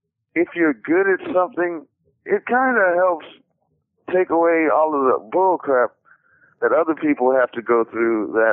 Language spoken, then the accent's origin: English; Washington, District of Columbia, United States; also born or lived in Texas / New York; now in California, United States; even though I'm from D.C.